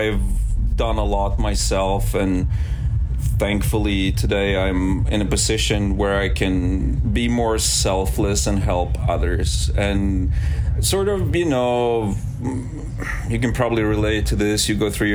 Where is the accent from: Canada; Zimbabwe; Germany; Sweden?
Sweden; English is a second language; moved away; also born or lived in Arizona; I grew up in a little fishing village in Sweden